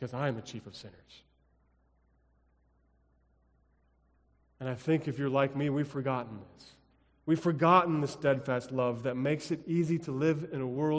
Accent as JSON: {"language": "English", "region": "Colorado", "country": "United States", "tie": "born or raised there", "also_born_or_lived": "Illinois", "moved": "as an adult", "said": "Growing up in Colorado, we didn't have forest preserves"}